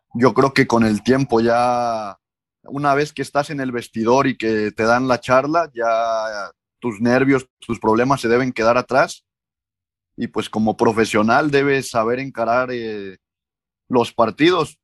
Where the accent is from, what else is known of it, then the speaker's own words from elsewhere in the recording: Córdoba, Veracruz, Mexico; moved away; also born or lived in Hidalgo / Oaxaca / Guadalajara; soy originario de Córdoba, Veracruz